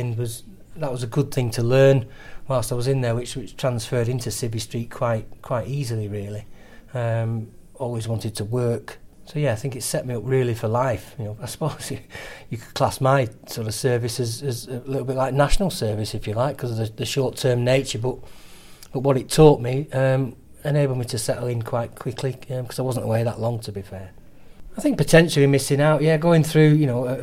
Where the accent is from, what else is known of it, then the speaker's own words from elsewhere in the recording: Lancaster, North West England, United Kingdom; I'm from Lancaster.